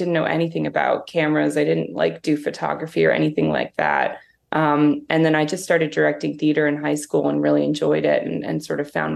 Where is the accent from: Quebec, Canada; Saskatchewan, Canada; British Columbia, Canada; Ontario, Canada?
Ontario, Canada; Toronto; I grew up in Toronto